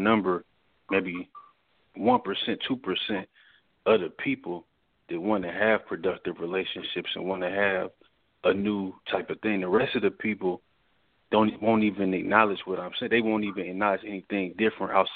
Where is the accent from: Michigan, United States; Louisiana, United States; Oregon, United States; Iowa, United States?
Michigan, United States; Detroit; now in Newport News, United States; I'm from Detroit, Michigan originally